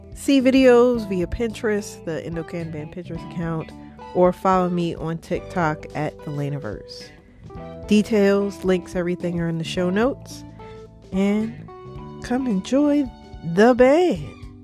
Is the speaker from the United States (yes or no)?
yes; Baltimore, Maryland, United States; I am originally from Baltimore. I live in Baltimore, Maryland